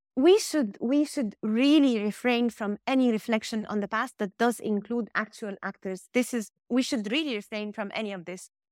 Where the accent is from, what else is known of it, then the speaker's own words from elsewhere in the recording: Cairo, Cairo Governorate, Egypt; I'm just from Cairo